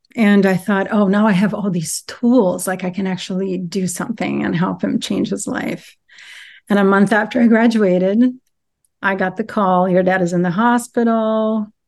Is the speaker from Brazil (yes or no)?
yes; Brazil; moved away as an adult; now in United States; I grew up in Brazil, and then I moved to the U S when I was nineteen